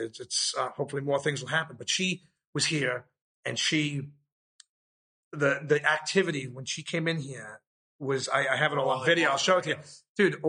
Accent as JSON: {"language": "English", "town": "New York City", "region": "New York", "country": "United States", "tie": "born or raised there"}